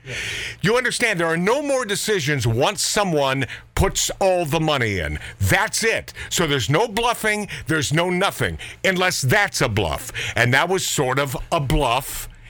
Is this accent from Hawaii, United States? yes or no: yes; Hawaii, United States; I was born in Hawaii.